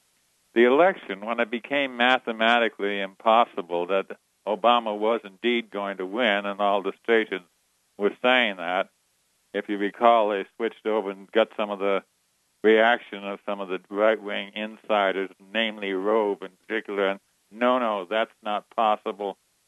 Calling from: California, United States; I'm calling you from Humboldt County, and my subject is not marijuana.

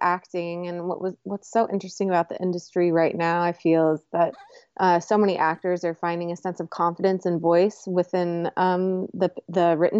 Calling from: Los Angeles, California, United States; Los Angeles, California.

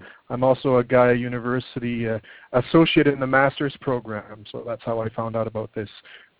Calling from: Shediac, New Brunswick, Canada; I'm calling in from Shediac, New Brunswick, Canada.

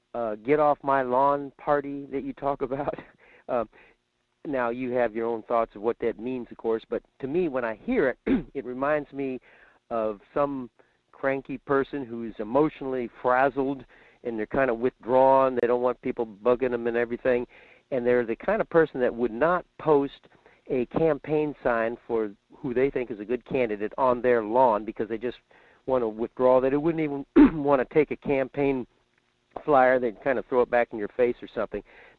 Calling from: Fairbanks, Alaska, United States; in Fairbanks.

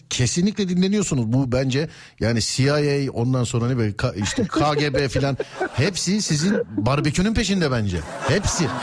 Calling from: İzmir, Turkey; İzmir Çiğli.

